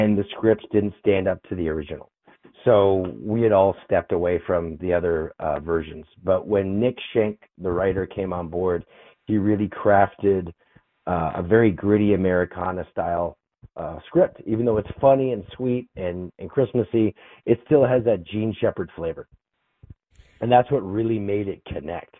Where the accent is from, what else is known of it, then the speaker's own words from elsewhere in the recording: Toronto, Ontario, Canada; I grew up in Toronto, Canada